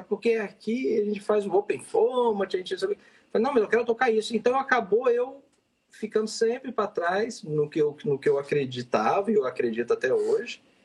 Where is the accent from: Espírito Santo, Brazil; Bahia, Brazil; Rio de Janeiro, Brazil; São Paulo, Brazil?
Espírito Santo, Brazil; Vitória; moved away; Eu sou de Vitória, Espírito Santo.